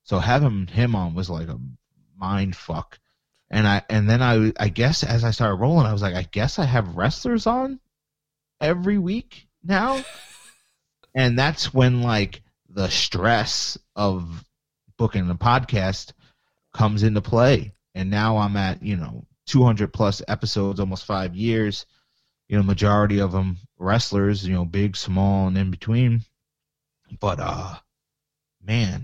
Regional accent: Long Island, New York, United States; I'm from Long Island

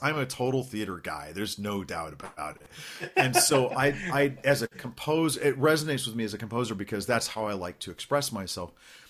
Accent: Norman, Oklahoma, United States; I was born in Oklahoma, in Norman, Oklahoma.

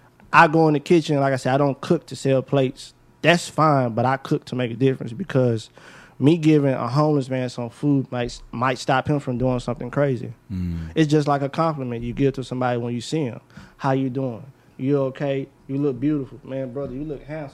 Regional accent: United States; I'm from South Park

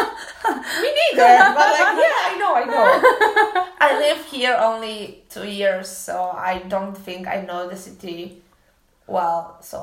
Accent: Bielsko-Biała, Silesian Voivodeship, Poland; English is a second language; now in Krakow, Poland; Bielsko, I love Bielsko. This is my hometown.

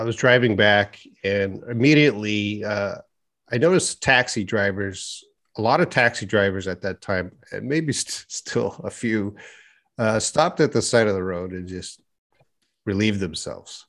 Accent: Edmonton, Alberta, Canada; moved away as an adult; now in Korea; my hometown of Edmonton

